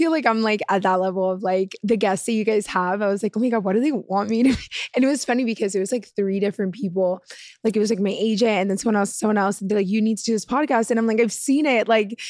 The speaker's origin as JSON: {"language": "English", "town": "Miami", "region": "Florida", "country": "United States", "tie": "born or raised there", "said": "I was born and raised in Miami."}